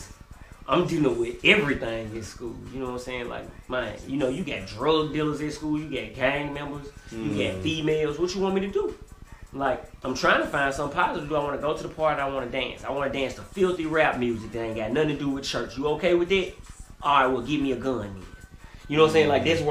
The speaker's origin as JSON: {"language": "English", "town": "Memphis", "region": "Tennessee", "country": "United States", "tie": "born or raised there", "said": "well, you know, you asked me what it's like growing up. I think about being a child, and you know, the starting environment, just from when I was a kid going to school"}